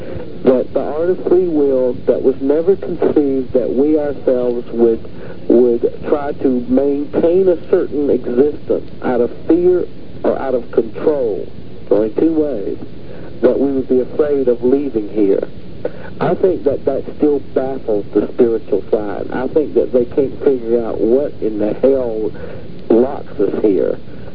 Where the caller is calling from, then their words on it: Minneapolis, Minnesota, United States; From Minneapolis, all right.